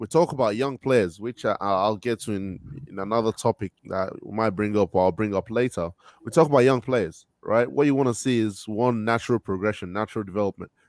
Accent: Australia; Yeah, like Daniel said, I'm I'm from Australia.

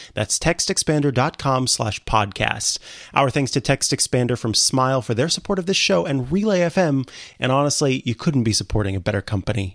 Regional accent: Saint Joseph, Missouri, United States; moved away; it's gonna be my home, back to my hometown, uh, Saint Joseph, Missouri

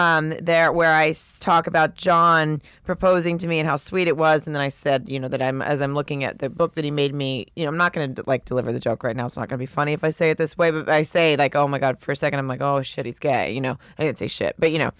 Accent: Canada; So now that I'm just because I'm Canadian, now I'm gay.

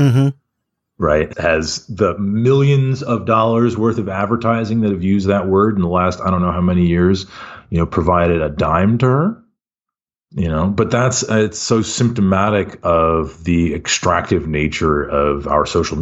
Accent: Davis, California, United States; also born or lived in Kuwait / Pennsylvania / Philadelphia; now in San Francisco, United States; grew up in Davis, California

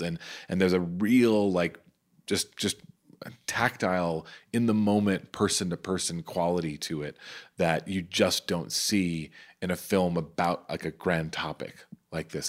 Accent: New York City, New York, United States; I'm from Staten Island

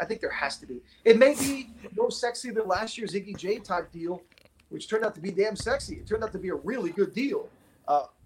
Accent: Miami, Florida, United States; We're both from Miami.

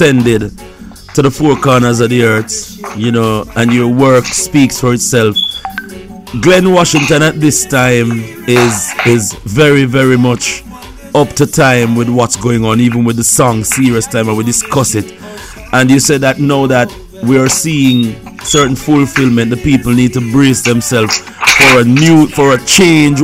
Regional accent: Jamaica; I'm a Jamaican

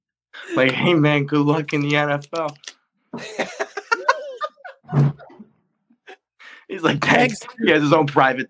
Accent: Rhode Island, United States; born or raised there

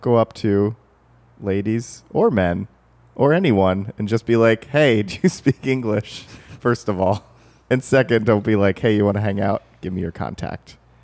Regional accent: the South, United States; moved away; I grew up in the South

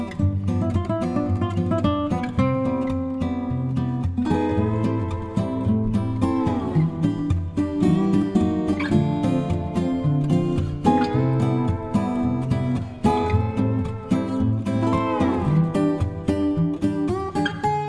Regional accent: United States; I grew up in America and a very local existence

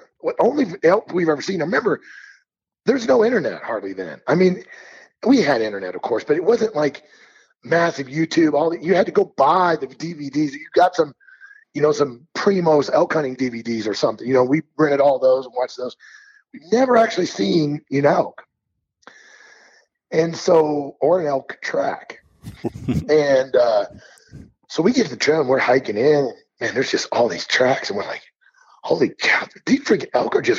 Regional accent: Missouri, United States; now in Montana, United States; I grew up in Missouri

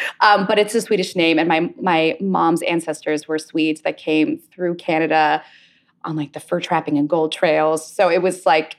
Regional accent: Pittsburgh, Pennsylvania, United States; I grew up in Pittsburgh, in the Berg.

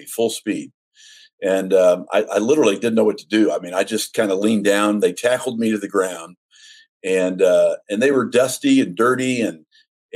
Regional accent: Los Angeles, California, United States; I grew up in East Los Angeles.

